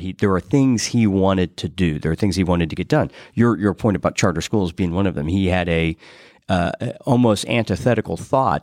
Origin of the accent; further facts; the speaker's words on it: Greenfield, Indiana, United States; moved away as an adult; now in Indianapolis, United States; I grew up in Greenfield